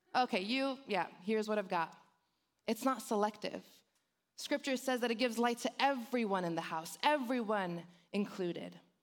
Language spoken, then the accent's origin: English; Los Angeles, California, United States; accent: Valley girl; I was born and raised in Los Angeles. So I grew up in the hood of the San Fernando Valley, so I'm a Valley girl